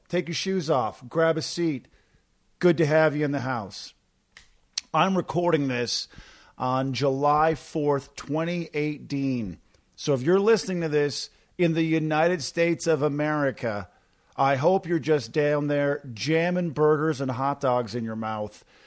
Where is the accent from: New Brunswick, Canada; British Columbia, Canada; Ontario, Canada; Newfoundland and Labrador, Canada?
Newfoundland and Labrador, Canada; moved away; I'm from Newfoundland